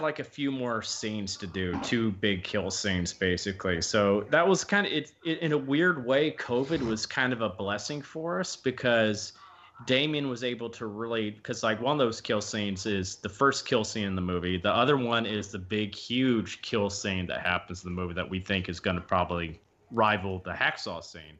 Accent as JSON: {"language": "English", "region": "the South", "country": "United States", "said": "I'm from the South"}